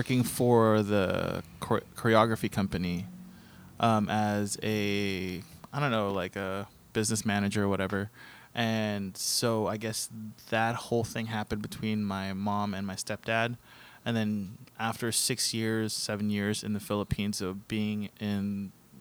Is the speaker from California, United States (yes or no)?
yes; La Crescenta, California, United States; where I grew up in La Crescenta, it was right. you know predominantly white